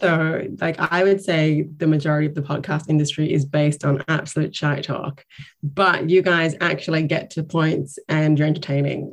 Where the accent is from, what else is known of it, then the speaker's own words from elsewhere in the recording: Northern Rivers, New South Wales, Australia; moved away as an adult; now in Ireland; my home state, the Northern Rivers around Byron